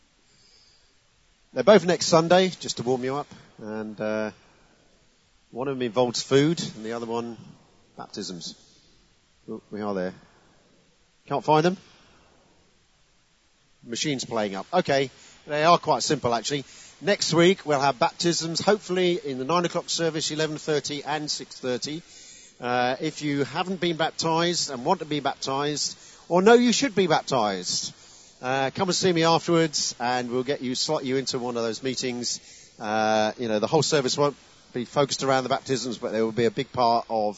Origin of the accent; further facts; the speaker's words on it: Chelmsford, East of England, United Kingdom; now in Kent, United Kingdom; Essex, come on. My home county.